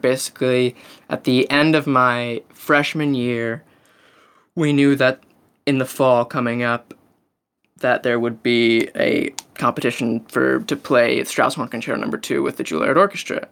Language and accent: English; Maryland, United States; I'm from Maryland